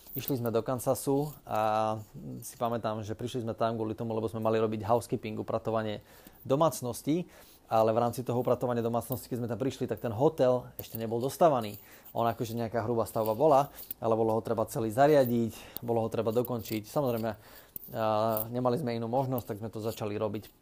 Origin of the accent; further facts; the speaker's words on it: Námestovo, Žilina Region, Slovakia; pochádzam z Oravy, z takého malého mesta, ktoré sa volá Námestovo